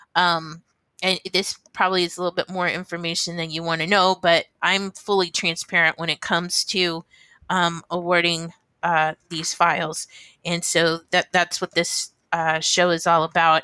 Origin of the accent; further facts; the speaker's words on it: Ohio, United States; now in New Hampshire, United States; I was born in Ohio.